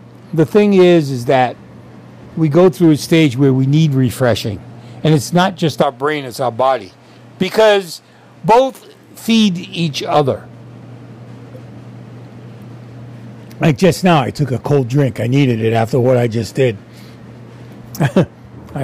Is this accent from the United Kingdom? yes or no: no; Sicily, Italy; moved away; when I was growing up in Sicily